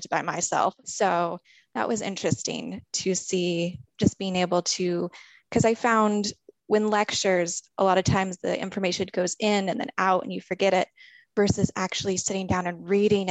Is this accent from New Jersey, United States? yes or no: no; California, United States; I'm from California, and I just graduated from the Cottonwood School